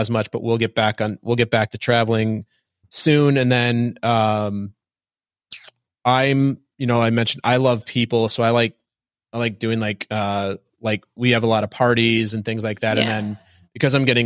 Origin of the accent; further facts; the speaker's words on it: Minnesota, United States; I am from Minnesota